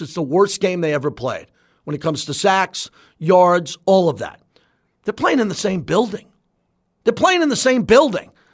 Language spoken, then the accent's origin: English; Massapequa, New York, United States; moved away; I'm a New Yorker. I'm still a New Yorker